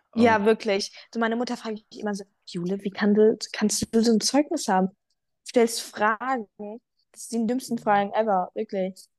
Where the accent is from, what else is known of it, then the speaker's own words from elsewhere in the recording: Frankfurt, Hesse, Germany; ich komme aus Frankfurt, ähm, näher